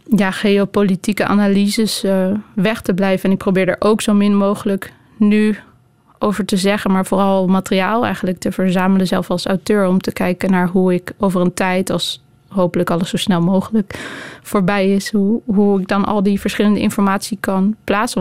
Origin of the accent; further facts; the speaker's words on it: Netherlands; in Nederland, waar ik vandaan kom